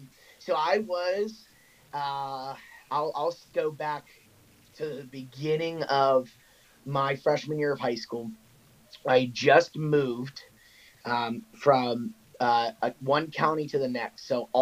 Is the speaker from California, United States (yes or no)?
no; Olney, Maryland, United States; now in Lancaster, United States; I'm originally from Olney, Maryland. I actually moved around a lot as a kid, but yeah, so I grew up in Maryland, ended up playing collegiate lacrosse at Messiah College